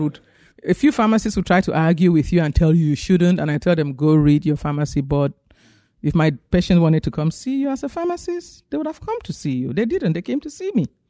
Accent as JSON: {"language": "English", "country": "Cameroon", "tie": "born or raised there", "also_born_or_lived": "Nigeria", "moved": "as an adult", "lives_now": "United States", "said": "I grew up in Africa. I'm from Cameroon, West Africa, and I went to medical school in Nigeria."}